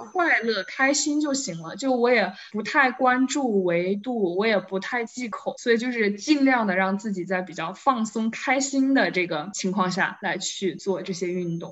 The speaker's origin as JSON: {"language": "Chinese", "town": "Wuhan", "region": "Hubei", "country": "China", "tie": "born or raised there", "said": "我是又是一个长在水边的人，就我是武汉人嘛"}